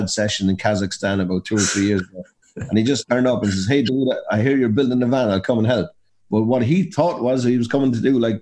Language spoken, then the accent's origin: English; Abbeyleix, Laois, Ireland; we're from Abbey Leaks in County Leash